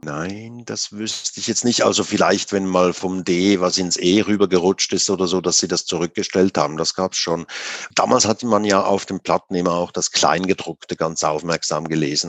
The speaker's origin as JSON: {"language": "German", "country": "Switzerland", "tie": "born or raised there", "also_born_or_lived": "Zurich", "said": "1980, war ich 17, da bin ich äh, nach Zürich gekommen gekommen aus der Gegend, wo ich herkomme. Also das war 25 Kilometer von Zürich weg, war aber damals noch wirklich das Land, ein Bauerndorf damals noch"}